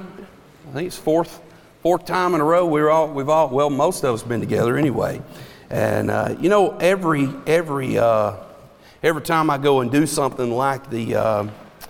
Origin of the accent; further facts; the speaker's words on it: Dallas, Georgia, United States; now in Rockmart, United States; I'm from Dallas